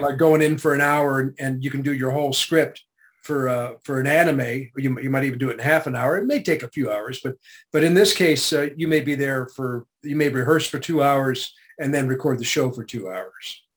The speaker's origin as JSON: {"language": "English", "country": "Canada", "tie": "born or raised there", "said": "I was born in Canada"}